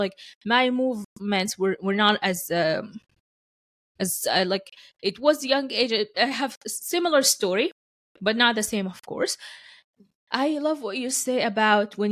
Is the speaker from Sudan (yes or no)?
yes; Sudan; English is a second language; moved away as an adult; now in Canada